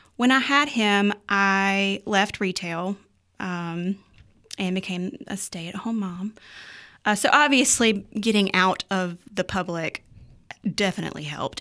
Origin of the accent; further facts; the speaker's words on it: Ruffin, North Carolina, United States; also born or lived in Reidsville, North Carolina; I was born in Reedsville, North Carolina, um, but I was raised in Ruffin, uh, so I basically grew up in the woods.